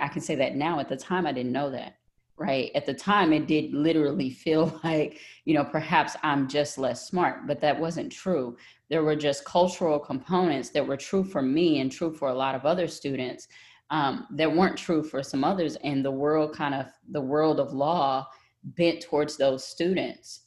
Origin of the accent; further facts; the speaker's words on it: Tyler, Texas, United States; accent: Texas; I grew up in Tyler, Texas, in the country